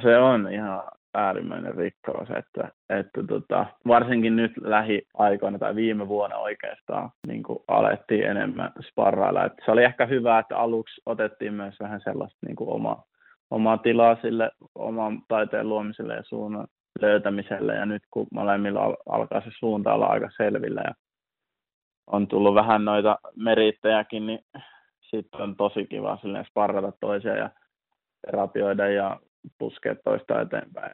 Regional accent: North Savo, Finland; moved away; mä oon kasvanut Savossa nimenomaan

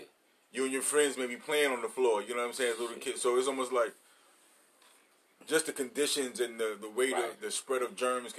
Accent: New York City, New York, United States; I grew up in New York City housing

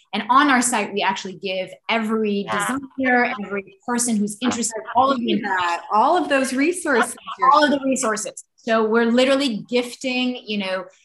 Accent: Morocco; also born or lived in Paris, France; now in California, United States; I moved to California from Paris in 1999. I'm originally from Morocco.

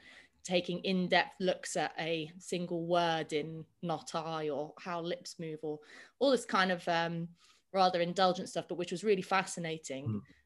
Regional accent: London, United Kingdom; I was born on Moulins Road, which is now in a very hip part of Hackney near Victoria Park. And I've lived in Hackney and Highbury my whole life. My family is Irish from a tiny town called Dunard in Wicklow, but half of us live over here, and I've always lived in London.

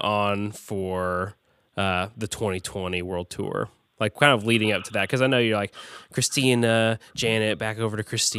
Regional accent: Tulsa, Oklahoma, United States; because I'm from Tulsa

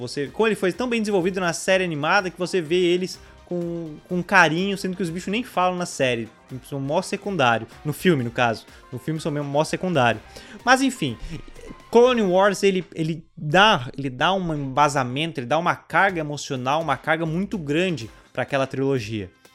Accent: Brazil; sendo brasileiro

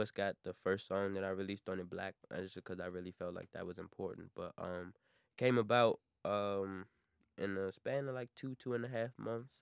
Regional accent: Maryland, United States; also born or lived in Washington, D.C.; I'm not from D C, I'm from Maryland

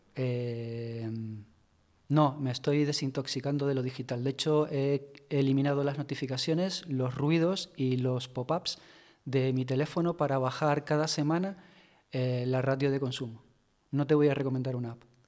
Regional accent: Tenerife, Canary Islands, Spain; moved away; also born or lived in Madrid; en mi tierra, Tenerife

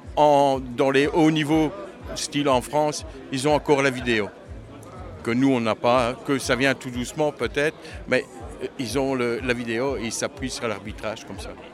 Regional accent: Charleroi, Wallonia, Belgium; on est Carolo, on est belge

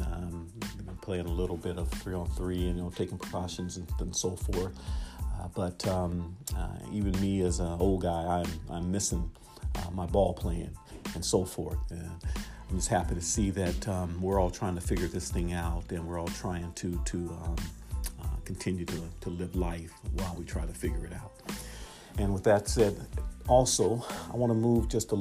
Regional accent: Portland, Oregon, United States; I'm from Portland, Oregon. That's where I was born and raised

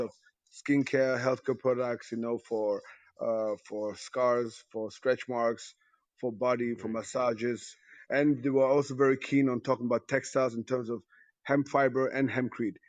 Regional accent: Ghana; I'm Ghanaian also

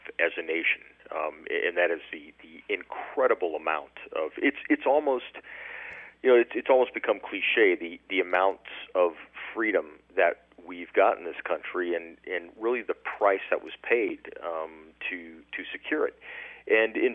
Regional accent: Huntington Beach, California, United States; now in Tampa, United States; I'm originally from Orange County, Huntington Beach, California

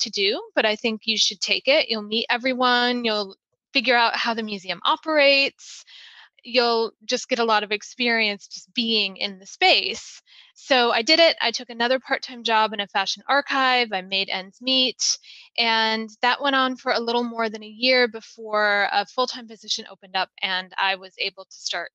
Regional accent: Michigan, United States; moved away as an adult; I was still in Michigan at this time where I grew up

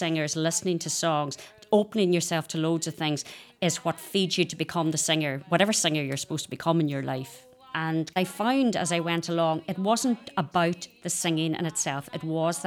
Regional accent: Inishowen, Ulster, Ireland; I'm totally influenced by my Inishowen roots

